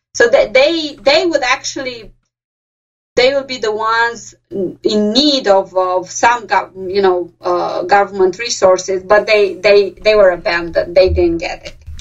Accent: Romania; English is a second language; moved away as an adult; now in Pennsylvania, United States; I'm from Romania and I'm from a city that's not too far away and I speak with the same accent as they do.

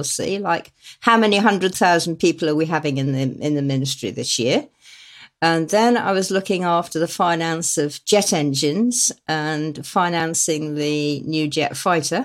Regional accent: Exmoor and Dartmoor, South West England, United Kingdom; little tiny villages that I grew up in on Exmoor and Dartmoor

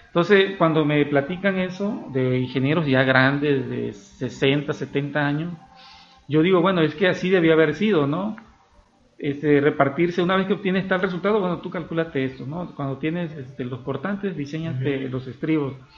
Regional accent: Mexico; nosotros los mexicanos

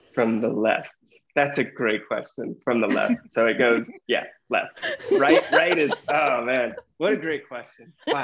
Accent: the South, United States; I grew up in the South

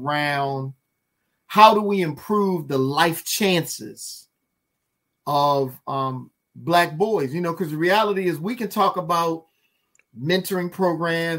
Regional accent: Baltimore, Maryland, United States; moved away as an adult; now in Washington, D.C., United States; I live in D.C., born and raised in Baltimore

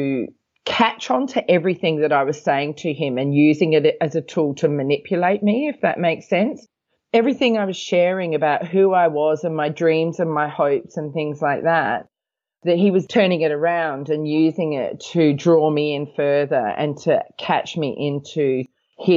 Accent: Australia; now in Hong Kong; I come from Australia. I live in Hong Kong

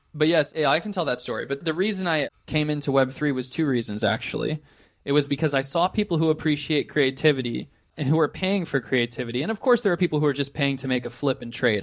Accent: just outside of San Francisco, California, United States; I grew up just outside of San Francisco, California, near Silicon Valley.

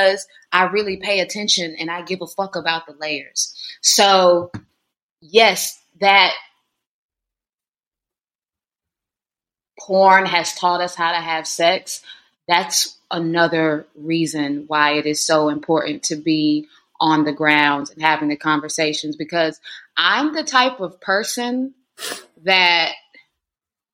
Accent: North Carolina, United States; moved away; this is my hometown in North Carolina, so real country folk

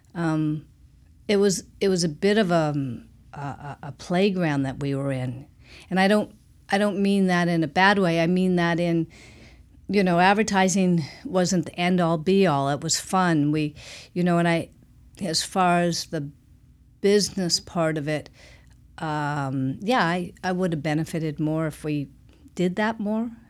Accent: Portland, Oregon, United States; I'm from Portland, Oregon. I'm one of the few born and raised in Portland

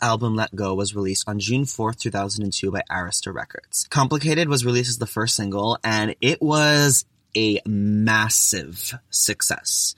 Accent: Toronto, Ontario, Canada; I'm actually from Toronto

